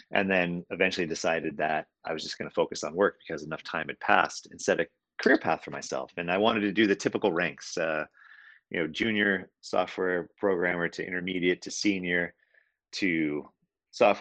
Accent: Silicon Valley, California, United States; I grew up in Silicon Valley, so in California.

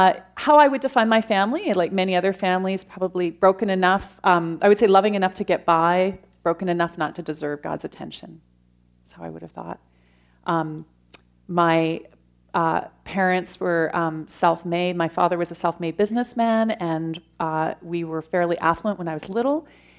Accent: London, Ontario, Canada; I grew up in London, Ontario, without a faith

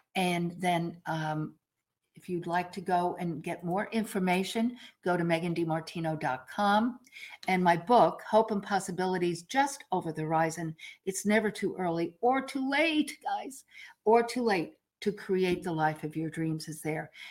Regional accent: New York, United States; I'm a New Yorker

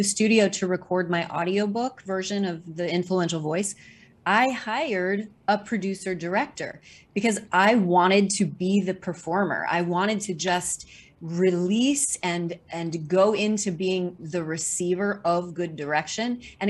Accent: Missouri, United States; now in New York City, United States; living in New York City for the past 30 years in the theater, film, and television showbiz world. And I moved to New York City from Missouri to pursue a career in dance.

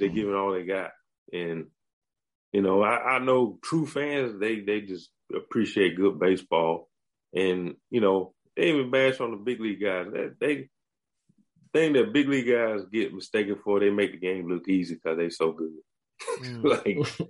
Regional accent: United States; accent: country; my country accent

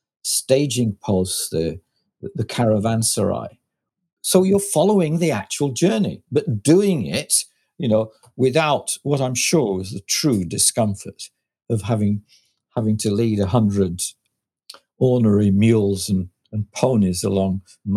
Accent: Lancashire, North West England, United Kingdom; I was from Lancashire

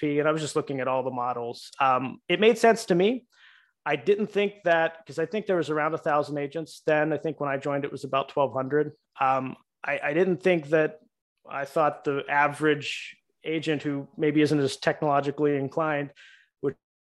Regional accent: Pittsburgh, Pennsylvania, United States; moved away as an adult; now in Florida, United States; We're from Pittsburgh

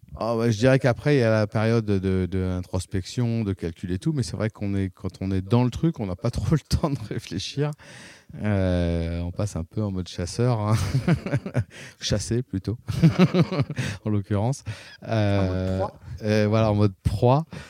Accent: Paris, Île-de-France, France; moved away as an adult; now in La Rochelle, France; moi, je suis né à Paris dans le 15e

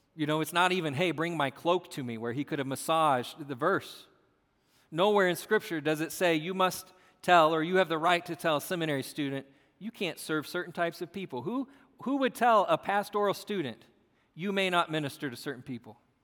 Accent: United States; We are American

